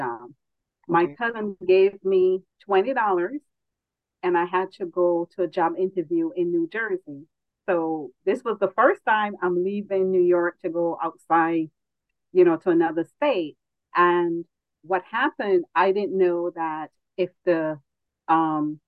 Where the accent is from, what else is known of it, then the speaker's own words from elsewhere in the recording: Barbados; now in United States; growing up in Barbados